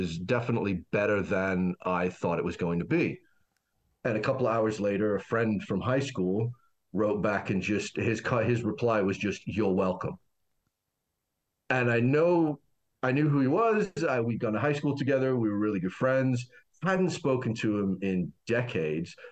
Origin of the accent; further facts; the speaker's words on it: Canada; started off as many Canadian guys do down here